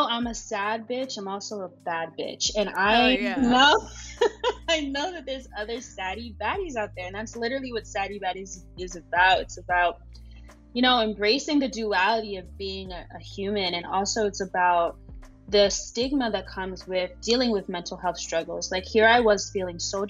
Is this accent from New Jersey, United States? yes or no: yes; suburbs of New Jersey, United States; moved away as an adult; also born or lived in Ghana (ancestry); now in New York, United States; I am a Ghanaian American woman who grew up in the suburbs of New Jersey to two immigrant parents. And I moved to New York at the age of 18.